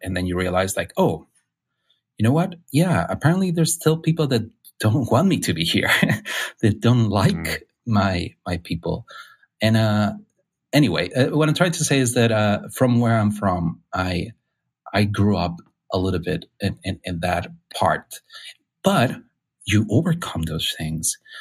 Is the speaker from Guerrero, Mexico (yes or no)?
no; Mexicali, Baja California, Mexico; English is a second language; moved away as an adult; now in San Francisco, United States; I was born in Mexico, and uh, in the north part of Mexico in Baja California, in a, a little town called um, Mexicali